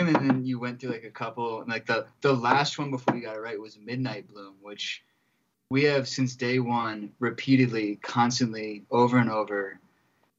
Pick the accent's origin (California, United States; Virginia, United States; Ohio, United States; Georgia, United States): Ohio, United States; now in Denver, United States; we're both from Ohio